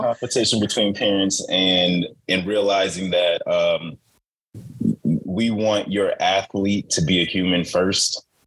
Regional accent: Chicago, Illinois, United States; I grew up in Chicago

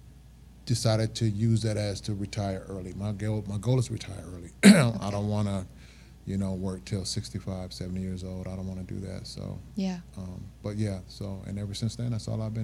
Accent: Flint, Michigan, United States; moved away; also born or lived in Kalamazoo, Michigan / Ann Arbor, Michigan; Born and raised Flint, Michigan

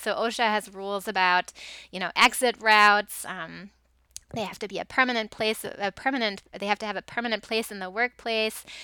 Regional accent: Germany; moved away; I grew up in Germany

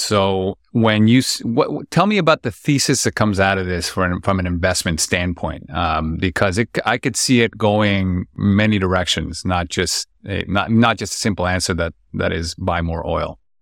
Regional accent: Lima, Peru; born and raised in Lima, Peru, a city of ten million people

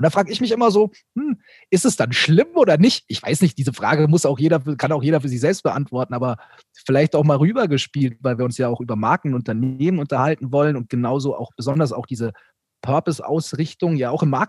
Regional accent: Bavaria, Germany; Ich, ich, ich komme ja aus Bayern. Ursprünglich komme ich aus Bayern, ja.

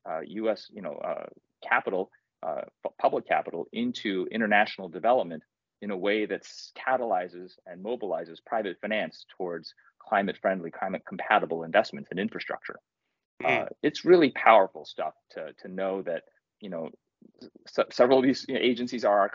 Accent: Kentucky, United States; I grew up in Kentucky

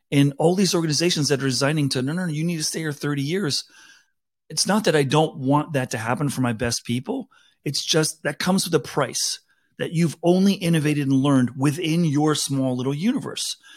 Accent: South Africa; now in United States; I grew up in South Africa.

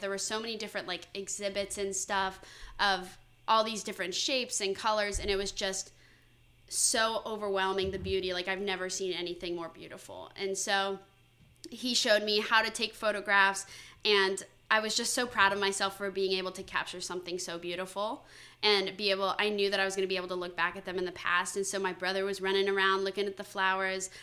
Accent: Valrico, Florida, United States; moved away as an adult; also born or lived in Connecticut; I'm from Valrico, Florida, which is kind of just outside of Tampa

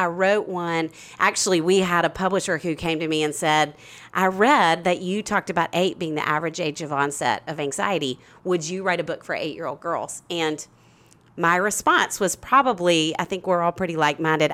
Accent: Little Rock, Arkansas, United States; moved away as an adult; now in Nashville, United States; I'm from Little Rock, Arkansas

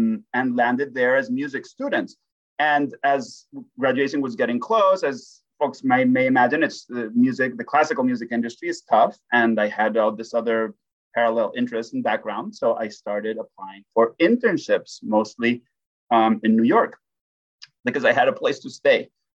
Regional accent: Spain; also born or lived in Groningen, Netherlands; now in Allentown, United States; when I was growing up in Spain

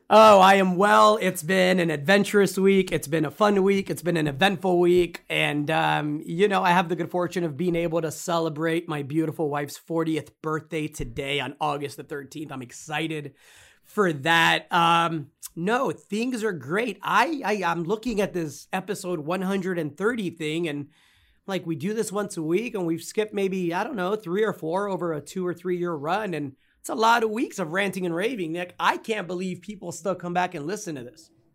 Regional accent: Texas, United States; my home state here in Texas

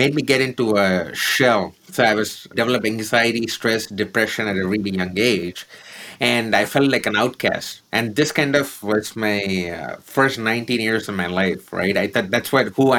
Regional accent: Chennai, Tamil Nadu, India; born or raised there

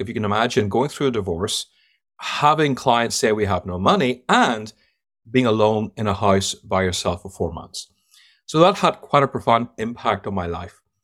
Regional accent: Ireland; accent: Irish; moved away as an adult; also born or lived in London / United States; now in United Kingdom; I worked 25 years in London, but I grew up in Ireland, so I'm a bit of both.

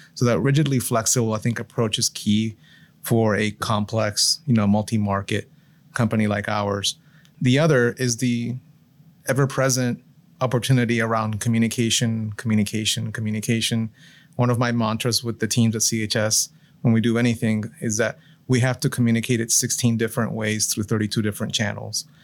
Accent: Florida, United States; moved away as an adult; also born or lived in Puerto Rico / Michigan / Massachusetts / Colorado; we moved in Florida when I was about seven years old, so pretty early on

